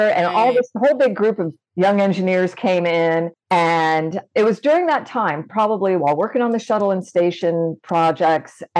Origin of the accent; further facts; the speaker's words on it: Florida, United States; And I grew up in Good Florida where, you know, things fly to space from.